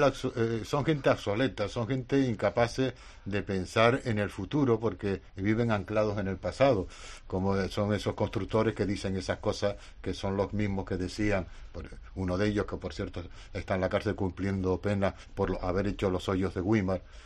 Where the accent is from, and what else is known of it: Canary Islands, Spain